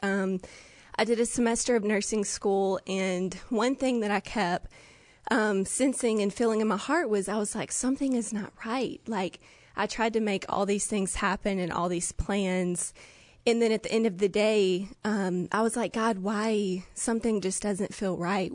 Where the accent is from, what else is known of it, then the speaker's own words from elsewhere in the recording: Jackson, Mississippi, United States; I'm from Jackson, Mississippi